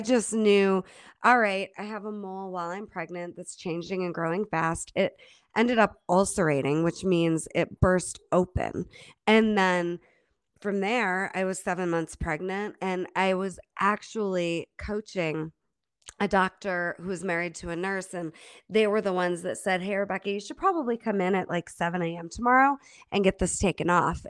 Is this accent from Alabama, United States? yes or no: no; Holland Patent, New York, United States; moved away as an adult; also born or lived in Germany / Rochester, New York; now in Boulder, United States; grew up in Holland Patton, New York, upstate New York. And all the way through school, that's where I lived